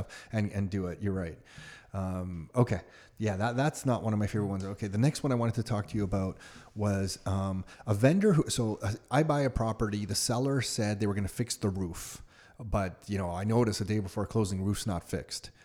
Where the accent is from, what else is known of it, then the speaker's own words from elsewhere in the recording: Mississauga, Ontario, Canada; I grew up in Mississauga